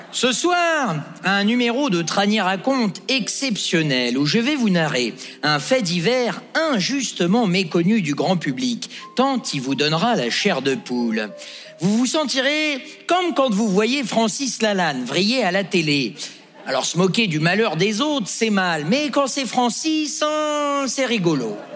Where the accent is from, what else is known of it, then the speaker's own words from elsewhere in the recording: Geneva, Switzerland; Donc c'est vrai que moi Montreux je connais pas parce que je viens